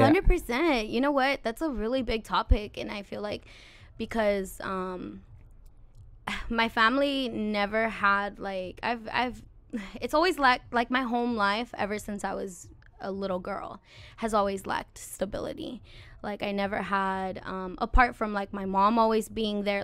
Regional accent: Santa Maria, California, United States; also born or lived in Lompoc, California; I was born in Santa Maria, um, and then I we moved to Lompoc when I was about like eight years old

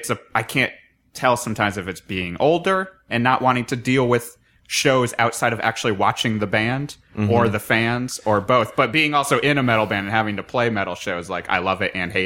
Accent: Connecticut, United States; Oh, man, I was from Connecticut.

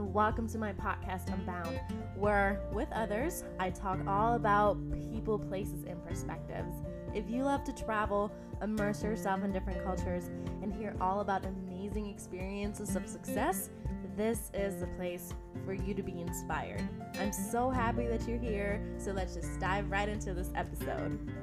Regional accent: Austria; moved away as an adult; also born or lived in Missouri, United States / California, United States / Asia; I'm from Austria, which is a really small country in, um, Middle Europe

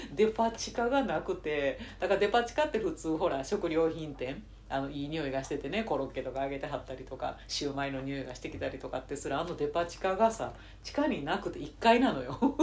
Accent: Nara, Japan; 私奈良出身です

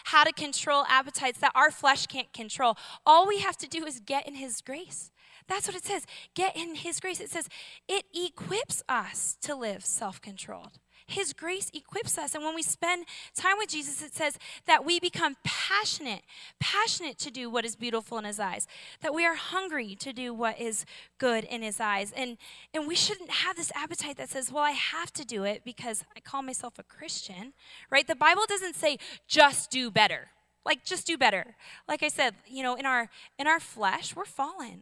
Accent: Seattle, Washington, United States; I'm from Seattle.

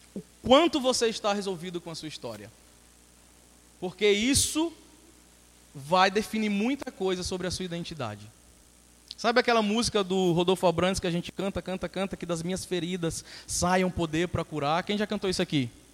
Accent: Brazil; sou brasileiro

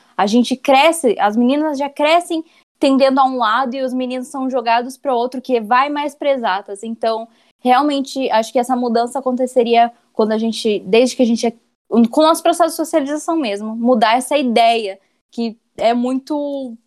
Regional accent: Curitiba, Paraná, Brazil; sou daqui de Curitiba.

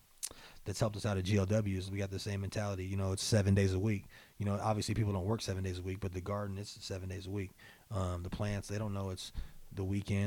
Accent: Spokane, Washington, United States; Right here.

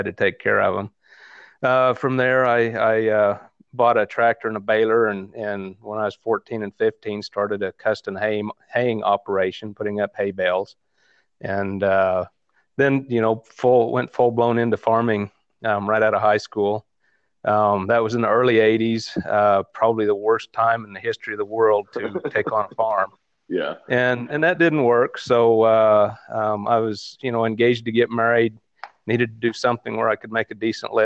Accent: Kansas, United States; moved away as an adult; also born or lived in New Mexico; I was born and raised in Kansas. I grew up on a family farm.

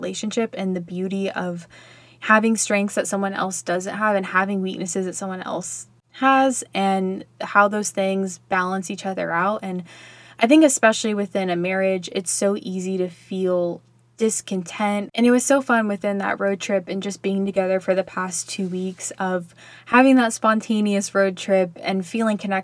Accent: Texas, United States; I grew up in Texas

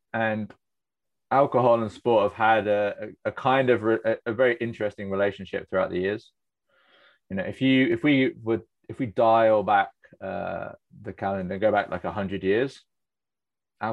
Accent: Cornwall, South West England, United Kingdom; I grew up in Cornwall

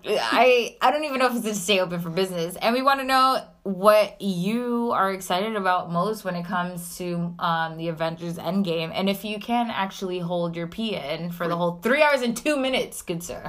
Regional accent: New York City, New York, United States; as a New Yorker

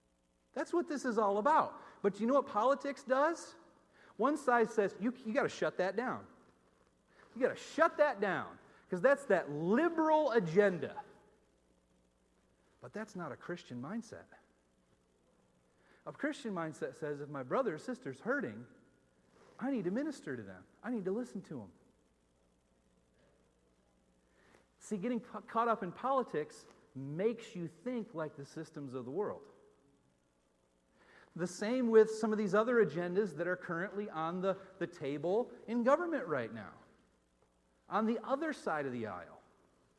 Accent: Northeast, United States; moved away; also born or lived in Minneapolis; as a white person growing up in the Northeast

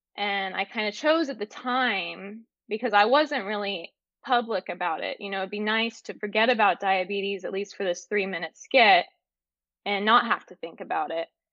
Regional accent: Northern California, United States; I grew up in Northern California

